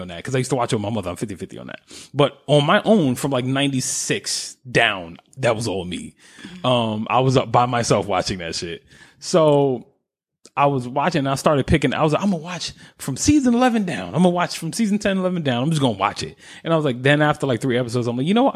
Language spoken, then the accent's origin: English; New York, United States; being a New Yorker